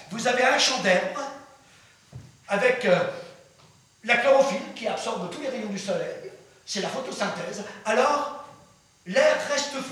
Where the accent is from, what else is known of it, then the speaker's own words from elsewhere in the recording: France; j'ai cessé de croire à cette chose qu'on appelle chez nous, en France, la démocratie culturelle.